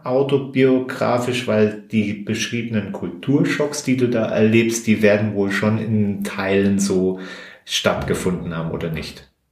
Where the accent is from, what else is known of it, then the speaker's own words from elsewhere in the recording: Rhineland-Palatinate, Germany; moved away; wir kommen ja auch aus der Gegend da um äh, aus der Pfalz